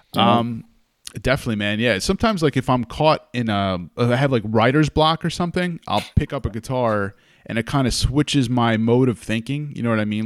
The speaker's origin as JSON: {"language": "English", "region": "New York", "country": "United States", "tie": "born or raised there", "also_born_or_lived": "Hudson Valley, New York", "moved": "as an adult", "lives_now": "California, United States", "said": "growing up in New York and living in the Hudson Valley most of my life"}